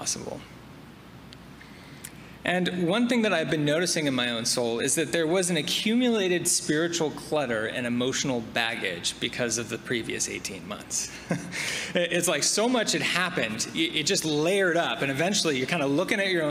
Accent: near Napa Valley, Northern California, United States; I grew up in Northern California, quite near Napa Valley

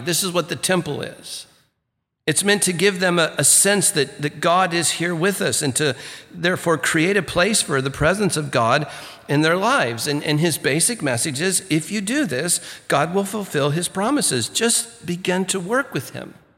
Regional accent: Santa Ana, California, United States; I grew up in First United Methodist Church in Santa Ana, California, you know, downtown Santa Ana there

